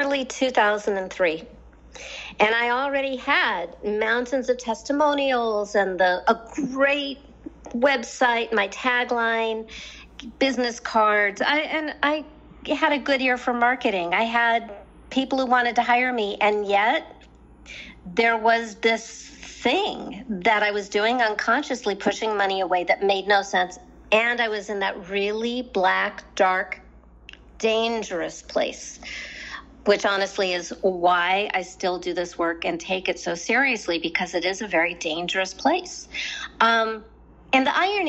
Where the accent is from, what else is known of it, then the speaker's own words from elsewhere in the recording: Southern California, United States; I'm from Southern California where spirituality is really easy